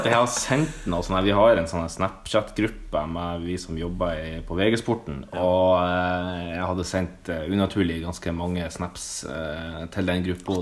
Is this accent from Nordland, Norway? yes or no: yes; Sandnessjøen, Nordland, Norway; now in Oslo, Norway; i hjembyen min Sandsjøen